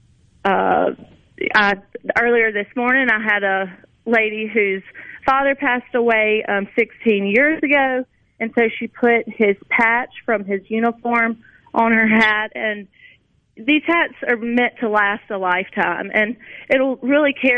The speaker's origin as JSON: {"language": "English", "town": "Crystal Springs", "region": "Mississippi", "country": "United States", "tie": "born or raised there", "also_born_or_lived": "Wyoming", "moved": "as an adult", "said": "I'm back in my hometown and back in Mississippi"}